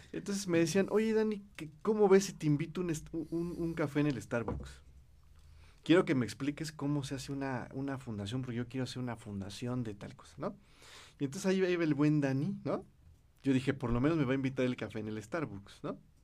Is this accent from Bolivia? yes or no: no; Cuautitlán Izcalli, State of Mexico, Mexico; primero fui director de un instituto de la juventud en Cuautitlán Izcalli, donde y, de donde yo soy.